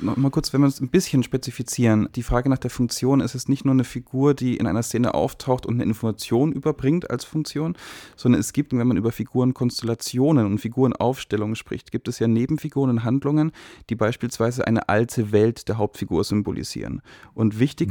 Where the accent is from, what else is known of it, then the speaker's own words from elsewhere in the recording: Germany; wir uns als Deutsche